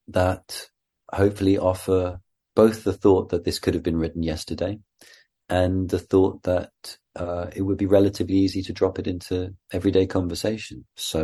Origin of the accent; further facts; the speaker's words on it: Wales, United Kingdom; accent: Welsh; because of course I went to drama school in England, and so I was told that my regional Welsh accent wasn't appropriate for Shakespeare